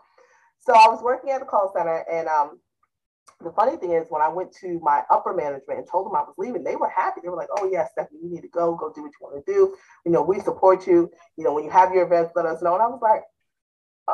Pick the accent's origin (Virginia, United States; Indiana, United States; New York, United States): New York, United States; South Fallsburg; my hometown in upstate New York